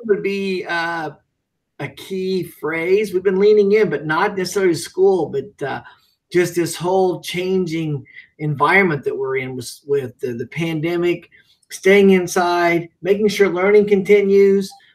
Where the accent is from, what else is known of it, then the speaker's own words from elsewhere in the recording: Ellettsville, Indiana, United States; I grew up in Ellettsville, Indiana